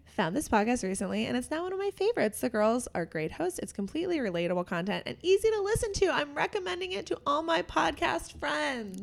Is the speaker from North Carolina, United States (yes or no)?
no; Pittsburgh, Pennsylvania, United States; we're both from the Pittsburgh area